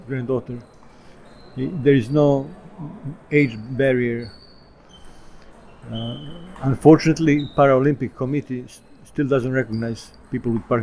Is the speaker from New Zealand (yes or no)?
no; Portugal; English is a second language; I'm from Portugal.